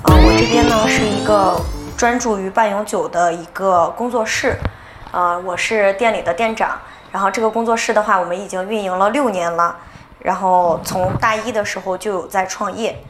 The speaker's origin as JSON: {"language": "Chinese", "town": "Qingdao", "region": "Shandong", "country": "China", "said": "我是青岛人，然后我们家就是黄岛的，然后也在青岛上的大学，所以就毕业了以后也是比较喜欢自己的城市，就留在青岛了。"}